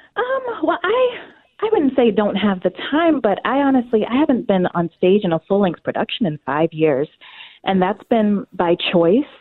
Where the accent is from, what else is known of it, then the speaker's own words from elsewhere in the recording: North Carolina, United States; also born or lived in Washington, D.C. / Chicago; now in Twin Cities, United States; I was born in North Carolina uh, many, many years ago